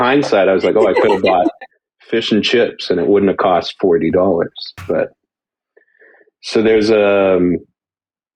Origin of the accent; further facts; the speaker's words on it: Canada; As a Canadian